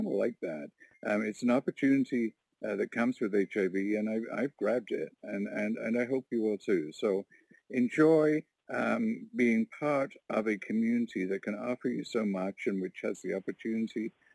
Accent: Warkworth, Ontario, Canada; I'm from Warkworth, Ontario, little rural community of 700 people

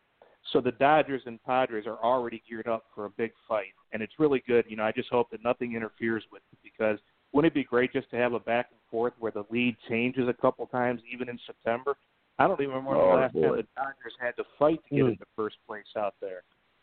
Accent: Cleveland, Ohio, United States; I grew up in Cleveland.

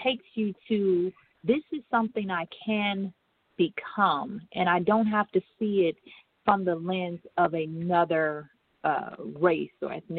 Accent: Michigan, United States; I was raised in Michigan

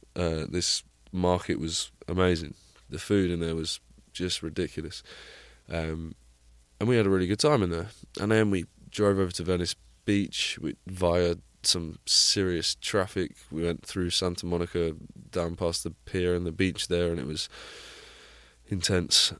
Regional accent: Plymouth, South West England, United Kingdom; moved away; my, my hometown of Plymouth

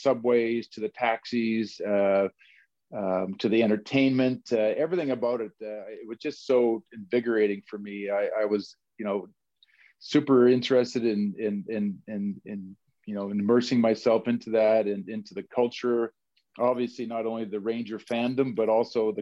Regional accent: Edmonton, Alberta, Canada; moved away as an adult; also born or lived in New York City; I was from Edmonton, Alberta. I had the chance to play in my local hometown

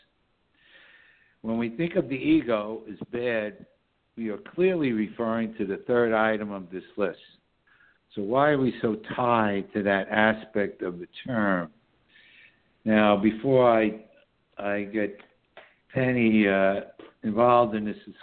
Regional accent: New York City, New York, United States; now in Southern Hudson Valley, New York, United States; we broadcast from the Southern Hudson Valley region of New York State, which is the northern suburbs of New York City, my hometown

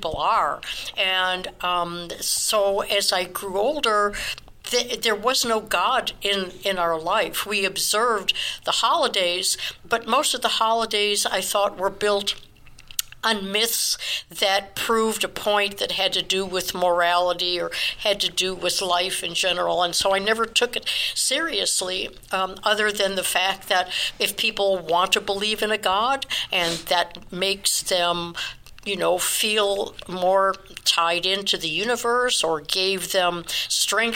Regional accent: Chicago, Illinois, United States; I was born in Chicago

